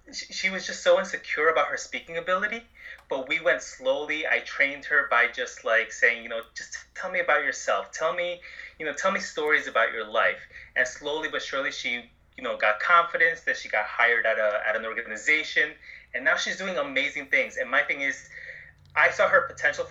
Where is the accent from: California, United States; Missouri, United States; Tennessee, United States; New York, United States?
New York, United States; Long Island; growing up on Long Island